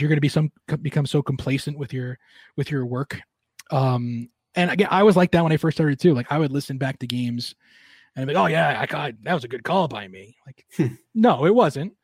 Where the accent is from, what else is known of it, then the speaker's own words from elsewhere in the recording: Long Island, New York, United States; moved away; growing up on Long Island